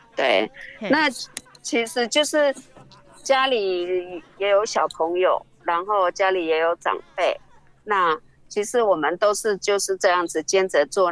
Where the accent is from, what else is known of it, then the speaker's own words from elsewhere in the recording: Namasia, Kaohsiung, Taiwan; 我是布农族那玛夏的人，对啊，那目前呢在岐山成立一间工坊